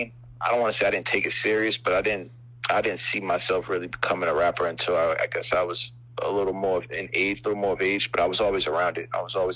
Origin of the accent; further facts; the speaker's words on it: Boston, Massachusetts, United States; moved away; also born or lived in Atlanta / Miami; I'm from Boston, Mass.